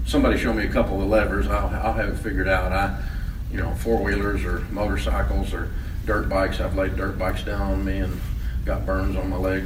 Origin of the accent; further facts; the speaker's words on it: Antioch, Tennessee, United States; also born or lived in Maryville, Tennessee; I was born in Merville, Tennessee. If you're a Yankee, that's spelled Maryville. In the hills of East Tennessee. Mom and Daddy moved here when I was 3, and I grew up in Antioch on the other side of the tracks